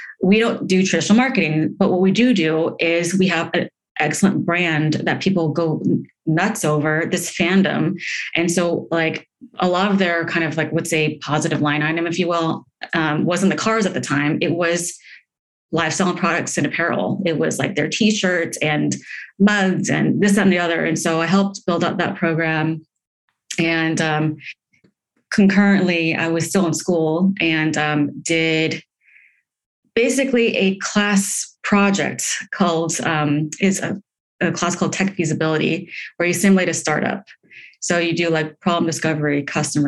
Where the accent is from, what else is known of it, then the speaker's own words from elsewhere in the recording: Palo Alto, California, United States; moved away as an adult; also born or lived in Los Angeles; I'm from Palo Alto. I'm from Silicon Valley, bred there, if you will